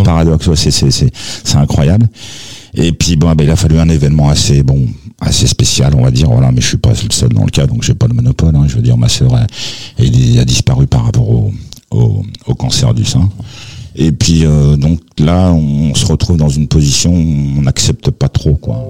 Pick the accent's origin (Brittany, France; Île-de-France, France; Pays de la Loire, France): Île-de-France, France; Aubervilliers; born or raised there; also born or lived in Algiers, Algeria